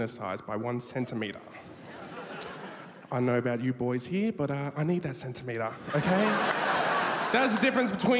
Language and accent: English; Darwin, Northern Territory, Australia; I'm from Darwin, Northern Territory, and I'm 18 years old